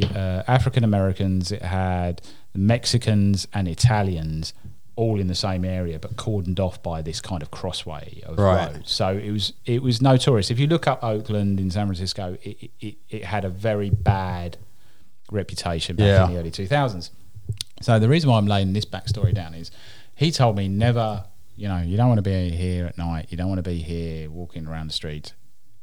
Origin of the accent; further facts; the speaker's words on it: United Kingdom; I'm British.